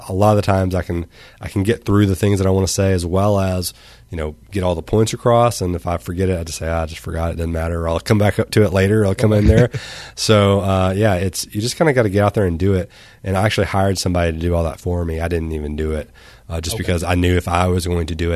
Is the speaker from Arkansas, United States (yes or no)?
yes; Arkansas, United States; I'm from Arkansas